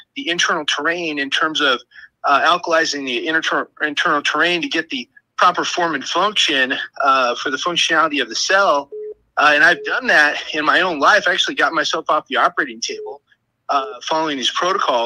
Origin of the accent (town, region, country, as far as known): California, United States